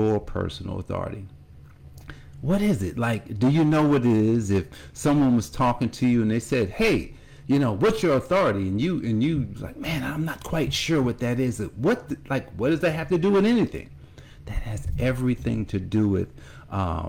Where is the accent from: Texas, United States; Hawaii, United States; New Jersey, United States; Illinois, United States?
New Jersey, United States; Newark; growing up in Newark, New Jersey